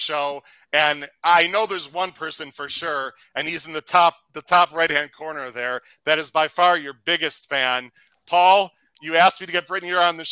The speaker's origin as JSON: {"language": "English", "town": "Chicago", "region": "Illinois", "country": "United States", "said": "I'm from the Chicago area."}